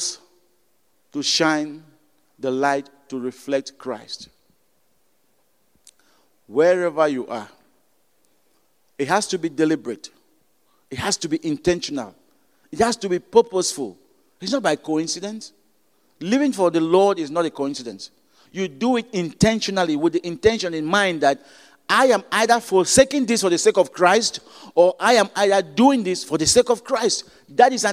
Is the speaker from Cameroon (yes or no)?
yes; Cameroon; moved away; I'm from Cameroon